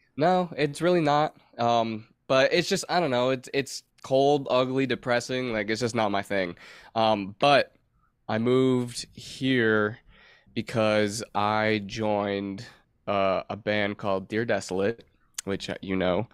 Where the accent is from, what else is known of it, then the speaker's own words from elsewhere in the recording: Michigan, United States; moved away as an adult; now in North Carolina, United States; I grew up in Michigan